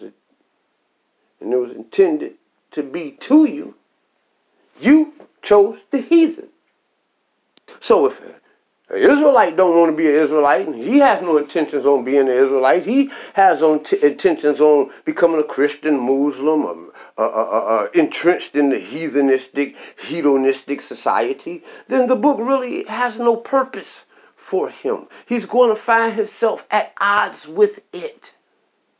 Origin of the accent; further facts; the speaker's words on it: United States; I'm American